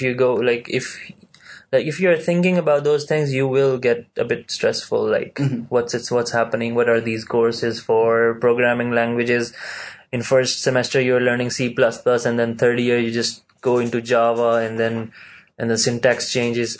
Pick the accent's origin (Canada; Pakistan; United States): Pakistan; now in Malaysia; I'm from Pakistan